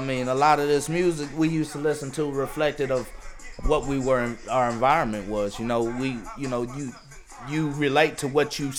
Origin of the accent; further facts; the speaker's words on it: Austin, Texas, United States; an immigrant with a minority child, you know, growing up in Texas